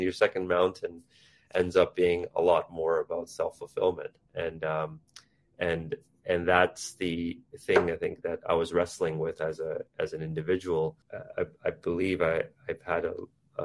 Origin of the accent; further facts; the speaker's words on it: Vancouver, British Columbia, Canada; moved away as an adult; also born or lived in India; now in United States; I was raised in India. I grew up in East Vancouver in Canada, and then had an opportunity to move to the US to work in a career